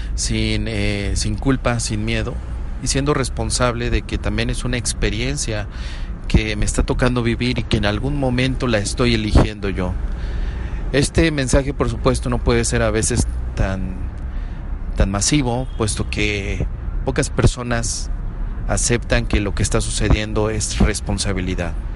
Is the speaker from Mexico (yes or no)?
yes; Mexico; como ciudadano mexicano